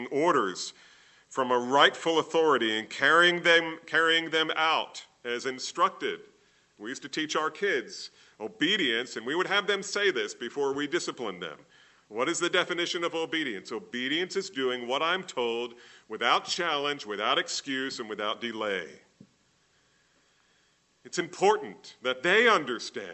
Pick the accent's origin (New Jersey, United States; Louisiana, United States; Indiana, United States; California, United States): New Jersey, United States; I grew up in New Jersey